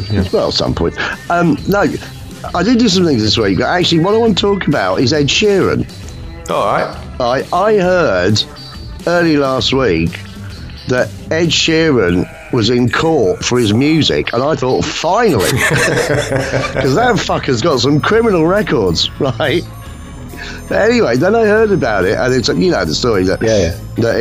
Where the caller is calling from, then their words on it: East of England, United Kingdom; I'm calling from the East. The kind of Norfolk, Norfolk Cambridgeshire border, but I call that the East.